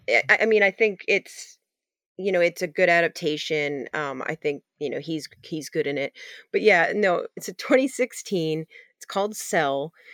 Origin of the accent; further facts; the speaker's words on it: Maine, United States; I'm not from Maine or origin-, originally, but, uh, I grew up here